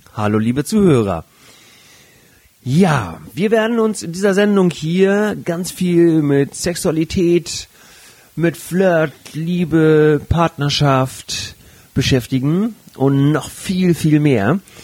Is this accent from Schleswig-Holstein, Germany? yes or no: yes; Flensburg, Schleswig-Holstein, Germany; also born or lived in Hamburg; gebürtiger Flensburger